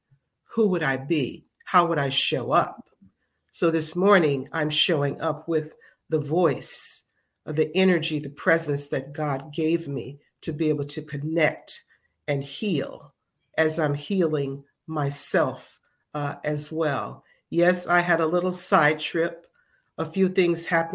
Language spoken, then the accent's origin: English; Chicago, Illinois, United States; now in Philadelphia, United States; I am originally from Chicago, Illinois, but I have been in Philadelphia since 1974.